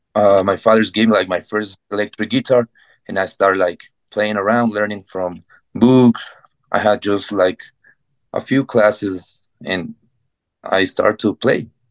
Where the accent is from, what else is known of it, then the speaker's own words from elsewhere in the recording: Ecuador; English is a second language; moved away as an adult; now in Bogota, Colombia; I I grew up in Ecuador, uh, very close to Chester's neighborhood, but I get married with a Colombian girl, and I moved to Bogota, Colombia, five years